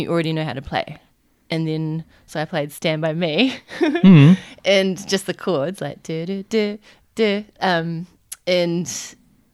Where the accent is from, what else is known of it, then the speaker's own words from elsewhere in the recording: North Canterbury, New Zealand; I grew up in North Canterbury